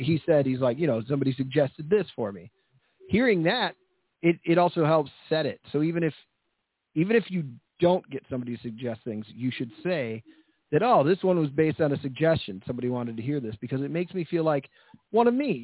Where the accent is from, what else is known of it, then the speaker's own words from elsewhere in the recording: Kirkland, Washington, United States; I'm from Kirkland